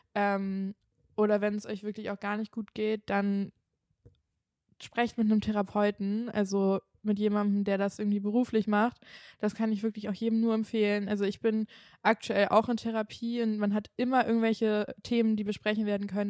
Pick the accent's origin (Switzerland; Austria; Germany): Germany; Kiel, Schleswig-Holstein; moved away; also born or lived in Cologne; ich komme ja eigentlich aus Kiel und ich war ja dann auch nach Köln gezogen